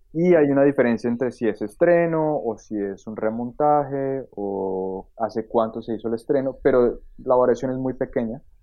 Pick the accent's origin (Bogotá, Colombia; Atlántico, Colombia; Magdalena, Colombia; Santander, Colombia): Bogotá, Colombia; moved away as an adult; now in Germany; yo nací en Bogotá, em, estudié literatura en, Bogotá